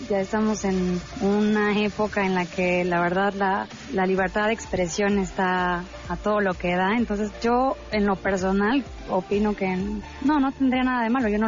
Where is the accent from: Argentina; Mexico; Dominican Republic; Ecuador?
Mexico; material que tendremos que, ir como mexicanos, que digerir por los próximos 40 años.